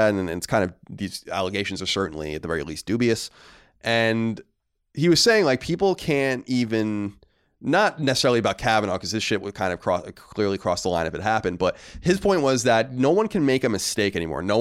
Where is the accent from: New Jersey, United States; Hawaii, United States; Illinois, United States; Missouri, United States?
New Jersey, United States; Manchester; which isn't too far from my hometown of Manchester, New Jersey.